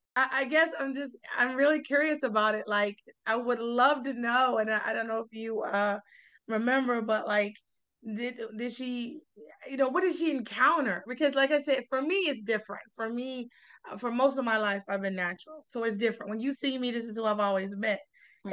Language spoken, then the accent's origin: English; South Carolina, United States; growing up in South Carolina, I'm from South Carolina